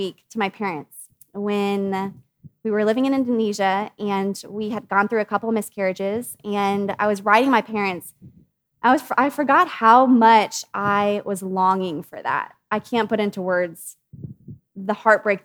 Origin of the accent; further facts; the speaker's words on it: United States; as American women